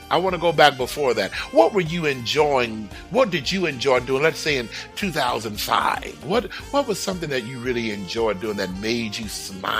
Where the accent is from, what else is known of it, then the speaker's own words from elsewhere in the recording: Houston, Texas, United States; I lived everywhere in Houston. I was born in Houston. I lived everywhere in Houston.